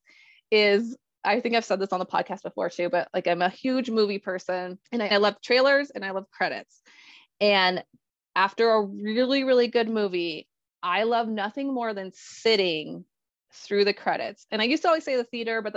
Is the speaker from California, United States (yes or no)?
no; Colorado, United States; I am born and raised Colorado. I still live in Colorado.